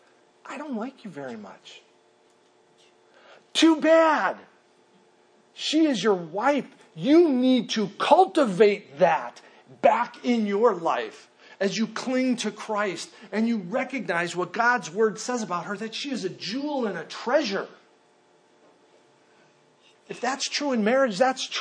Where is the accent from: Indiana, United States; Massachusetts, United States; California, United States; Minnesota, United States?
Minnesota, United States; moved away; I grew up in Minnesota